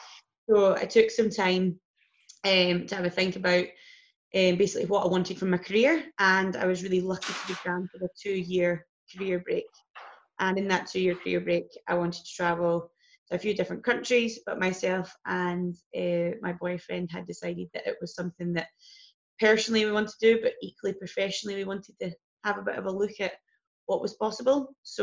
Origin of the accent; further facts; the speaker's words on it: Biggar, Scotland, United Kingdom; Little place called Bigger, ironically.